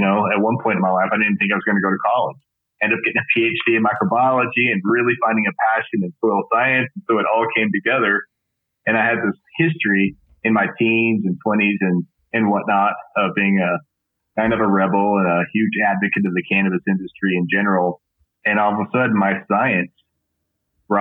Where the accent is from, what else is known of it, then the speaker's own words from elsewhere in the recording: West Texas, United States; I grew up in West Texas